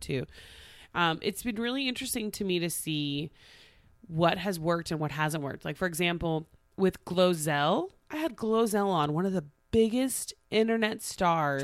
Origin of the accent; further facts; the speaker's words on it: Tulsa, Oklahoma, United States; moved away; I got hired by Channel Two in Tulsa. My hometown